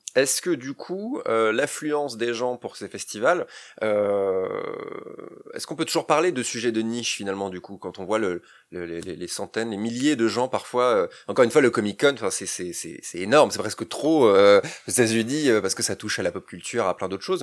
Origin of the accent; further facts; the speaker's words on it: Rennes, Brittany, France; Nous on est Rennais d'origine